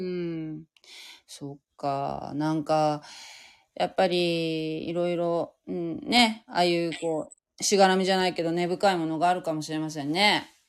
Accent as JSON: {"language": "Japanese", "region": "Fukuoka", "country": "Japan", "tie": "born or raised there", "also_born_or_lived": "Kanagawa", "moved": "as an adult", "said": "私は福岡なんだけど"}